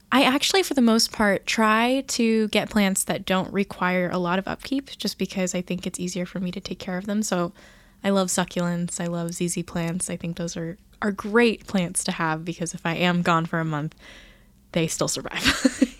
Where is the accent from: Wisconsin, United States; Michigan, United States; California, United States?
California, United States; I grew up in California where there's no humidity at all